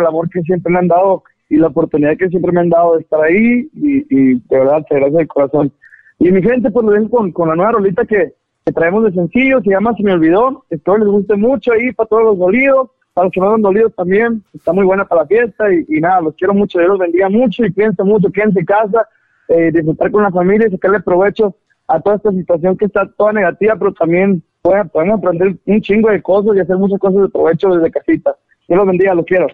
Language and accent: Spanish; Caborca, Sonora, Mexico; yo soy de Caborca